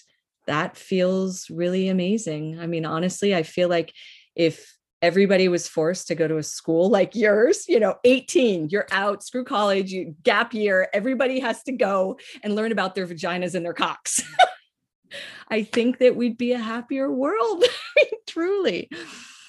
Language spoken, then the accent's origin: English; Northeast, United States; I'm from the Northeast